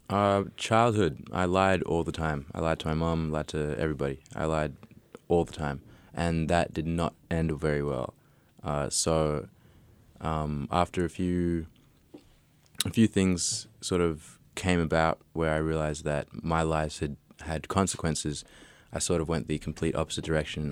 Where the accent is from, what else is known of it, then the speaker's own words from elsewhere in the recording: Australia; I was raised in Australia